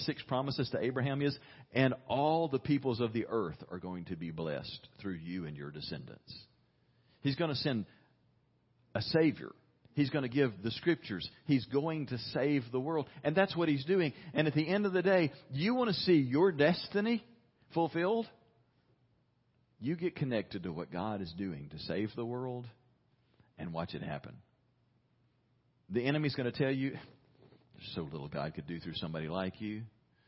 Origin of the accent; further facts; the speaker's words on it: United States